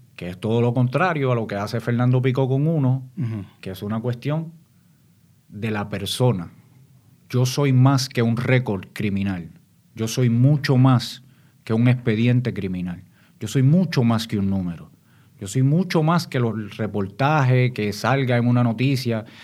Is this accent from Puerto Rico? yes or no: yes; San Juan, Puerto Rico; also born or lived in Santo Domingo, Dominican Republic; yo me crío en Santurce, en Barrio Obrero. Este, soy padre de inmigrantes dominicanos, yo mismo soy dominicano, nací en Santo Domingo y a la edad de seis años pues llegó a Puerto Rico